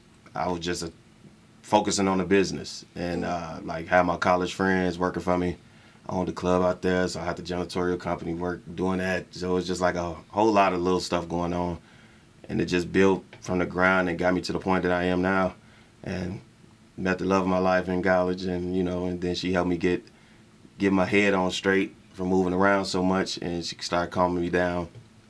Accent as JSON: {"language": "English", "town": "Chicago", "region": "Illinois", "country": "United States", "also_born_or_lived": "Pine Bluff, Arkansas", "moved": "as an adult", "lives_now": "Las Vegas, United States", "said": "I'm from Chicago, Illinois"}